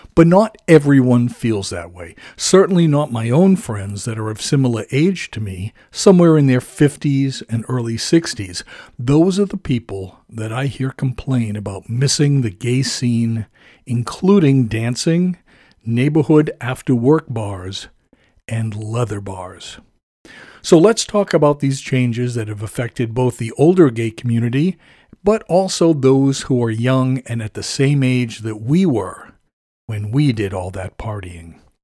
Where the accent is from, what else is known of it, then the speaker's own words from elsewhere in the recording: suburban town half an hour from Boston, Massachusetts, United States; at age fourteen, I started taking the train from my hometown